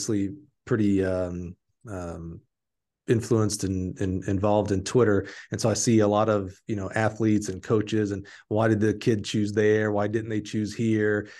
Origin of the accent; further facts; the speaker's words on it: Alabama, United States; I'm from Alabama